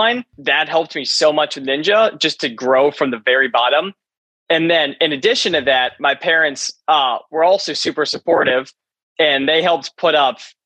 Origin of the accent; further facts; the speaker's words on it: McLean, Virginia, United States; I was born in McLean, Virginia, which is right up north, right, like 20 minutes outside of Washington, D.C.